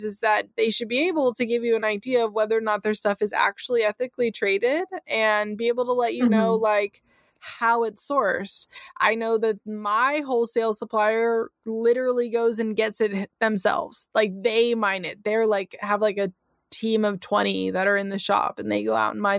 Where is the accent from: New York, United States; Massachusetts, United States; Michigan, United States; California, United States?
California, United States; first language English; I'm from California